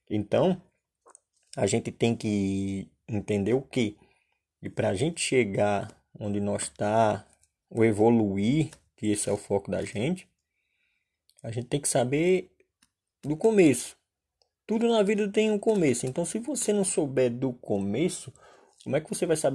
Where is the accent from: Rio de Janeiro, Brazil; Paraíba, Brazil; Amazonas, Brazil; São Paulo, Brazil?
Paraíba, Brazil; Solânea; Quem mora no Nordeste, que nem eu sou natural de Solânia